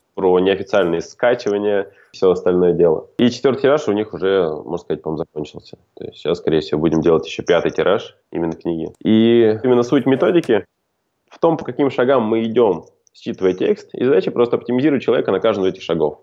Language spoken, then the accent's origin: Russian; khutor Zemnyatsky, Volgograd Oblast, Russia; moved away as an adult; now in Moscow, Russia; я сам родом из Волгоградской области, хутора Земняцкого